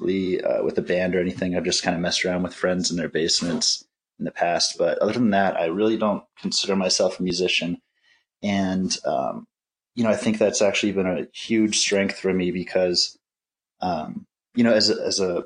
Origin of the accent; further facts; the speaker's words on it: New Jersey, United States; moved away as an adult; also born or lived in Fort Collins, Colorado; now in Minneapolis, United States; I was born and raised in New Jersey